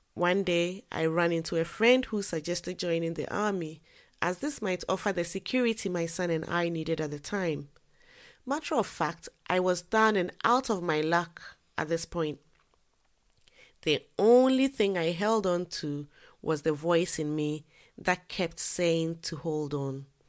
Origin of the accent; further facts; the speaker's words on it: Ghana; moved away as an adult; I am a Ghanaian by birth. I lived in Ghana until I completed university.